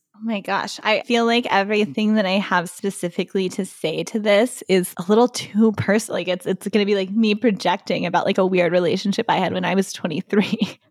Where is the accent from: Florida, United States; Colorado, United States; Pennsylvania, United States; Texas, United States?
Texas, United States; Waco; also born or lived in Dallas, Texas; I was born in Dallas, but as somebody who grew up in Waco, Texas